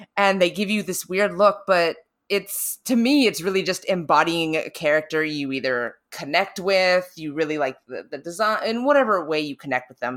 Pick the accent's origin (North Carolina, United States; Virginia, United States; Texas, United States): North Carolina, United States; moved away; I don't have too strong of an accent, but I'm originally from North Carolina.